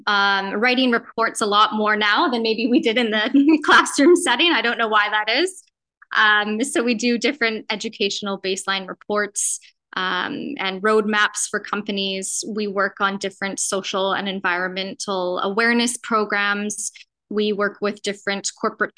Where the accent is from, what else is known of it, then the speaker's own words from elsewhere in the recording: Canada; moved away as an adult; now in Mozambique; I'm from Canada originally, but have been in Mozambique now for about 6 years.